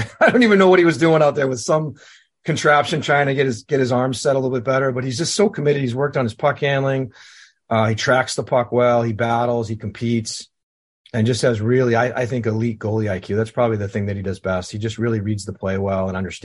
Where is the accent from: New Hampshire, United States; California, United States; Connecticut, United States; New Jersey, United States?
New Hampshire, United States; Bedford; moved away; Obviously, I'm from Bedford. Went to Manchester West.